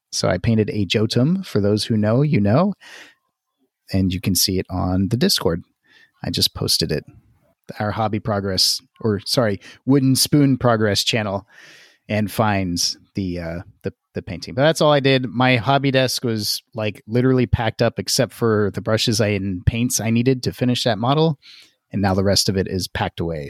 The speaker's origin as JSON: {"language": "English", "region": "the South", "country": "United States", "said": "I'm from the South"}